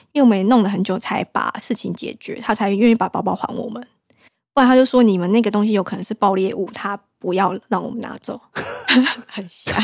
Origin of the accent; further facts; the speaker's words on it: Taiwan; moved away as an adult; also born or lived in France; 从小在台湾